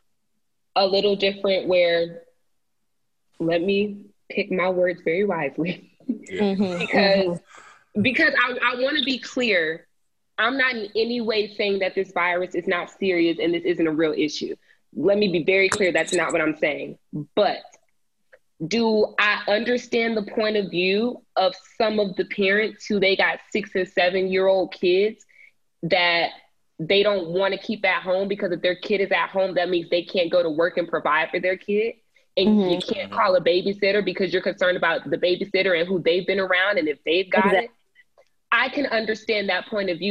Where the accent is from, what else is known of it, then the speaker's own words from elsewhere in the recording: Cobb County, Georgia, United States; my county, my hometown county, Cobb County